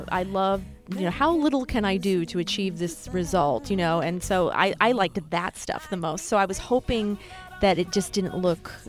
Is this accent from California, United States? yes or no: no; New Hampshire, United States; now in New York, United States; New Hampshire.